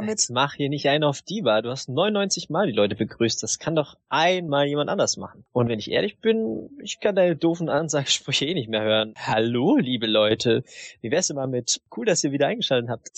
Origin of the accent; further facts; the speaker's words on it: Southern Germany, Germany; ich bin halt aus dem Süden